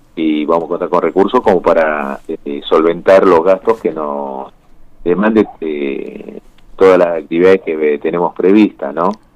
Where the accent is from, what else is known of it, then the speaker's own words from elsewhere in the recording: Santa Cruz, Argentina; nuestra provincia